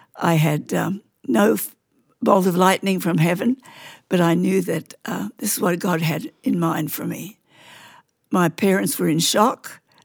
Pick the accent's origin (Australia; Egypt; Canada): Australia; Queensland; I grew up in Queensland